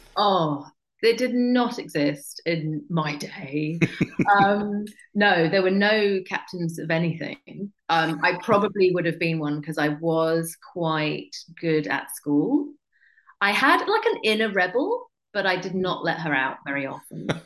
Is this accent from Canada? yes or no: no; England, United Kingdom; I'm just English.